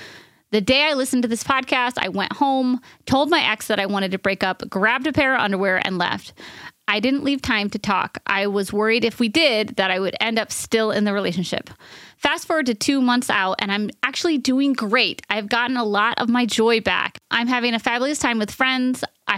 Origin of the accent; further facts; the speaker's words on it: New York, United States; I'm from New York and grew up in an extremely progressive community with lots of love and acceptance of differences